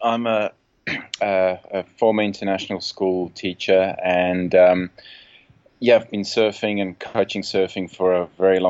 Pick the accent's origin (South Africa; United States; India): South Africa; moved away; also born or lived in England; From South Africa, and right. But lived all over the place. I left South Africa in the year 2000. Worked in England for 4 years as a surf coach